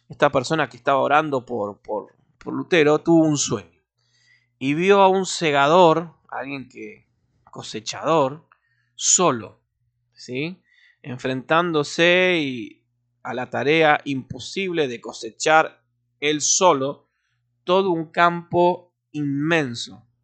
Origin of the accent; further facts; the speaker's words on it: Argentina; Eh, como buen argentino tomando mate